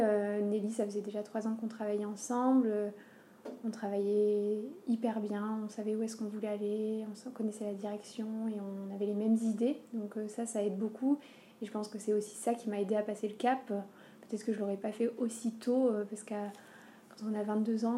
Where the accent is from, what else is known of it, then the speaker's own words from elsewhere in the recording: Aurillac, Auvergne-Rhône-Alpes, France; je suis, je suis d'Auvergne, je suis d'Aurillac.